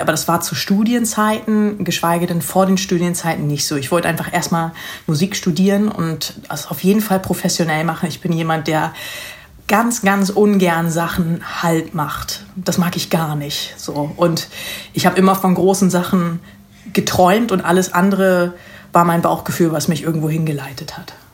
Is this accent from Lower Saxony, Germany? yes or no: yes; Lüneburg Heath, Lower Saxony, Germany; moved away as an adult; also born or lived in Hanover / Netherlands / United States; now in Hamburg, Germany; ich bin in der Lüneburger Heide groß geworden